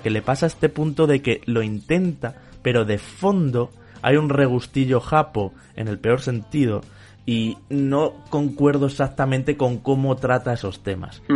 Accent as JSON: {"language": "Spanish", "country": "Spain", "said": "como europeo, incluso como español"}